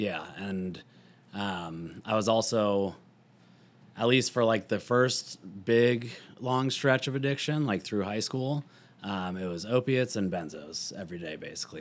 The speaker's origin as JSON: {"language": "English", "town": "Louisville", "region": "Colorado", "country": "United States", "tie": "born or raised there", "also_born_or_lived": "Boulder, Colorado", "said": "I grew up, like, right outside of Boulder"}